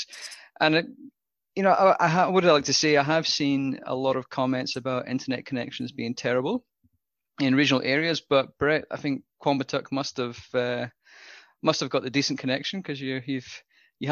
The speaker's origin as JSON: {"language": "English", "region": "Scotland", "country": "United Kingdom", "moved": "yes", "lives_now": "Australia", "said": "as a Scotsman"}